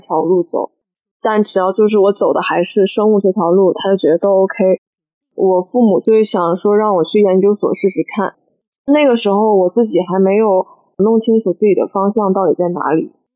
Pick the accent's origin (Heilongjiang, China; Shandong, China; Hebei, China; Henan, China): Heilongjiang, China; Harbin; now in Hangzhou, China; 我是哈尔滨人，目前在杭州工作